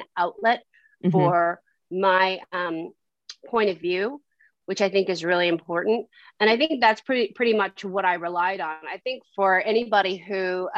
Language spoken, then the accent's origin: English; San Francisco, California, United States; now in Los Angeles, United States; I grew up in San Francisco and I kind of grew up in LA too